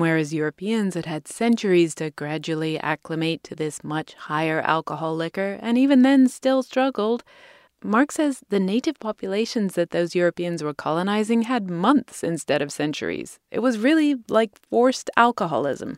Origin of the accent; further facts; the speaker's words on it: United Kingdom; now in United States; as a Brit